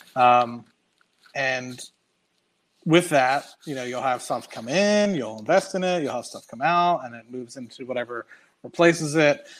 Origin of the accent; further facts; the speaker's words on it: United States; accent: American; also born or lived in Trinidad; i was american because of my accent